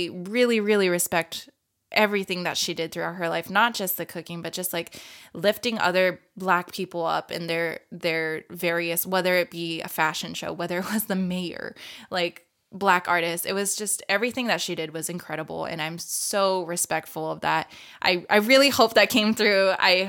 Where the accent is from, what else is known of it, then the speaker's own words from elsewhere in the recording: Japan; I grew up multicultural, just not only being like growing up in Japan, but like I have a white dad, but also we grew up with like Brazilians, Filipinos